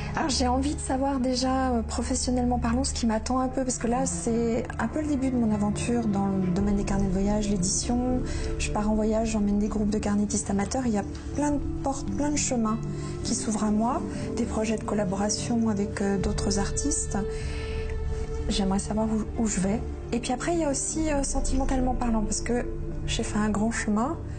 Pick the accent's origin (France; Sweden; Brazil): France; Lyon, Auvergne-Rhône-Alpes; moved away as an adult; also born or lived in Pantin; now in Paris region, France; Nous avons déménagé et j'ai grandi à Lyon. Et donc là, maintenant, je vis en région parisienne depuis une vingtaine d'années